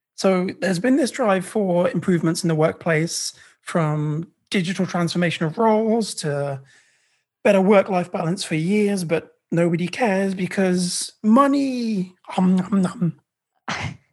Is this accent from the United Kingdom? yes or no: yes; England, United Kingdom; moved away as an adult; now in Canada; I'm British Indian